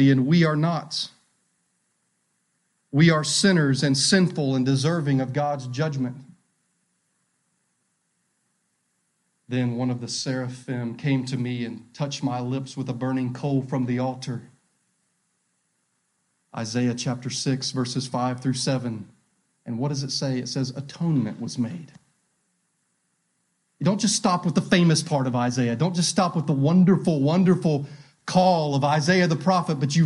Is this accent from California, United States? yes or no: no; North Carolina, United States; We up here in North Carolina, we're from North Carolina